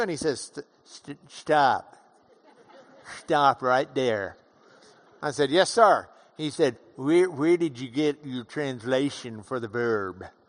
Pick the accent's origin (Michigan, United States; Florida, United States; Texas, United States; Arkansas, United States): Texas, United States; Lubbock; I'm from Lubbock